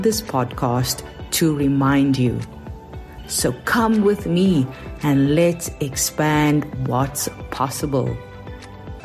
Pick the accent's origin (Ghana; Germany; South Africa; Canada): South Africa; accent: South African; moved away as an adult; now in New York, United States; in case you are wondering about my accent, even though I've been living in New York for a decade now, it is South African